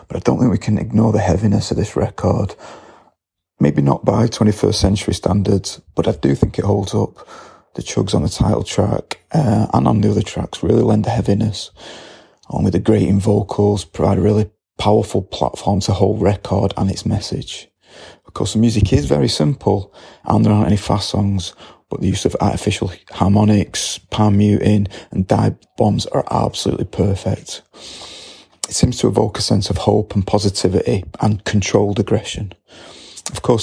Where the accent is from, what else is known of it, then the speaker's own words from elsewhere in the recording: Salford, North West England, United Kingdom; I was born in Salford in 1972